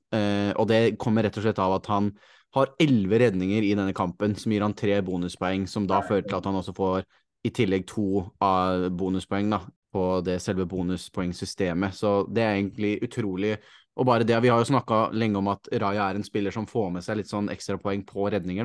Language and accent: Norwegian; Norway; som nordmann